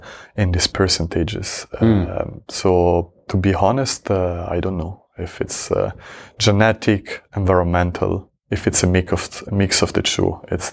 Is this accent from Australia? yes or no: no; Switzerland; I grew up in Switzerland.